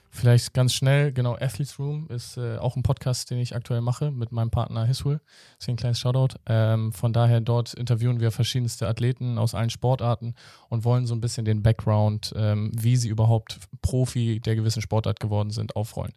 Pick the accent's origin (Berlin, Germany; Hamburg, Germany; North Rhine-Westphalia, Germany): Hamburg, Germany; ich bin auch im Hamburger Osten so aufgewachsen